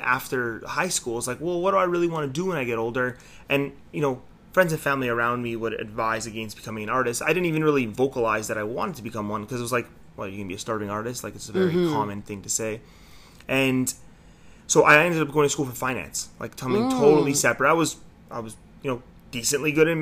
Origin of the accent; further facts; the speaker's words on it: Toronto, Ontario, Canada; born and raised in Toronto. Grew up here. Grew up in North York area